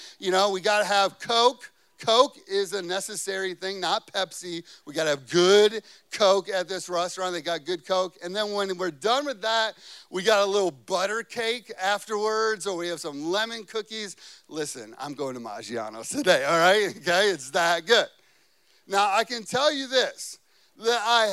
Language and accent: English; Chicago, Illinois, United States; moved away; I grew up in Chicago